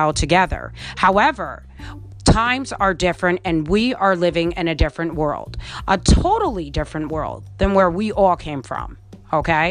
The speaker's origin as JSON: {"language": "English", "town": "Colonie", "region": "New York", "country": "United States", "tie": "born or raised there", "also_born_or_lived": "Albany, New York", "said": "I was born in Albany, New York, grew up in the suburbs of Colony, New York"}